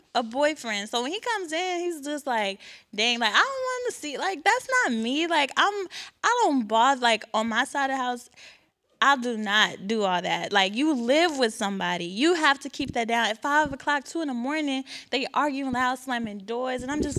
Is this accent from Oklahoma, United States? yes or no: no; Houston, Texas, United States; I'm from Houston, Texas, and I'm a psychology major.